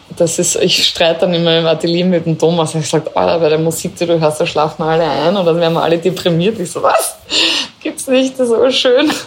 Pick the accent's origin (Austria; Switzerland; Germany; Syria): Austria; Styria; also born or lived in Carinthia; für mich als äh, Steirerin, als äh, halbe Kärntnerin, äh, als Österreicherin